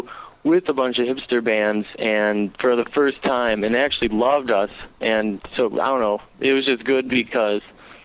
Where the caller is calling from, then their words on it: Chicago, Illinois, United States; I'm in Chicago.